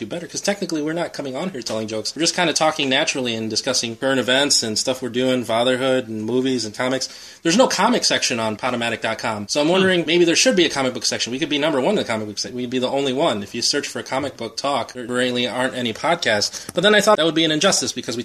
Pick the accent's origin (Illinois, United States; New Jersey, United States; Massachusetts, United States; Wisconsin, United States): Illinois, United States; Cicero; growing up in Cicero, there weren't very many Asians around.